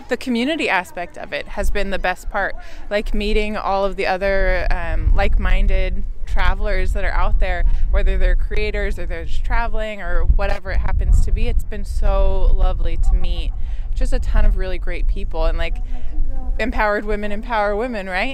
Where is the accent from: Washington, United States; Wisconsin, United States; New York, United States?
Washington, United States; Tacoma; I'm from Tacoma, which is known for being like a very gritty, rough city